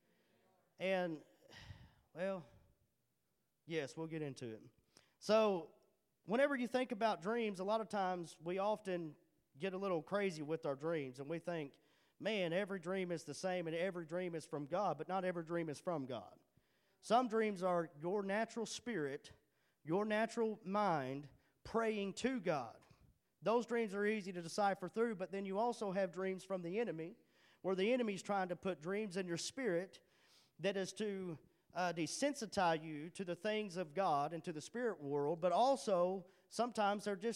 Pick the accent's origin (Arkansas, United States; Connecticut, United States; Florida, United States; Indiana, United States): Arkansas, United States; Charleston; moved away as an adult; I'm from Charleston